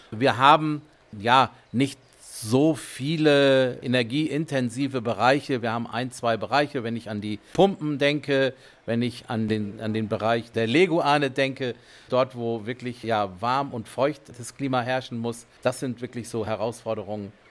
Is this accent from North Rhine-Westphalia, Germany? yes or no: no; Bassum, Lower Saxony, Germany; Ich bin in Bassum groß geworden, aufgewachsen und ich bin also seit meiner Kindheit hier immer wieder gewesen mit Freunden, mit Freundinnen